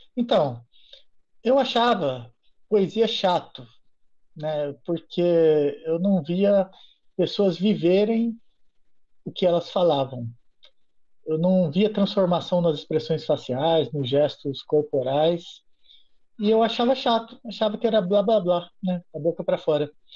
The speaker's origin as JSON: {"language": "Portuguese", "town": "Guarulhos", "region": "São Paulo", "country": "Brazil", "tie": "born or raised there", "also_born_or_lived": "Juiz de Fora, Minas Gerais / Viçosa, Minas Gerais", "moved": "as an adult", "said": "eu sou de Guarulhos"}